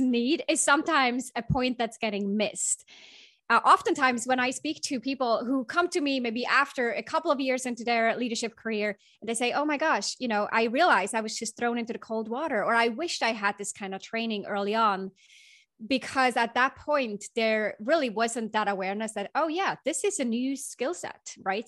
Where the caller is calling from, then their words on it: Bay Area, California, United States; I'm calling in from the Bay Area. I'm, about ten minutes north of the Golden Gate Bridge, in fact.